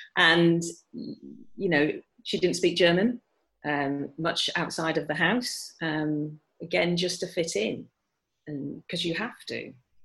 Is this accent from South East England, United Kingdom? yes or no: no; Bradford, Yorkshire and the Humber, United Kingdom; because I was in Bradford, I was brought up in Yorkshire, and very proud of being a Yorkshire person as well, and love Bradford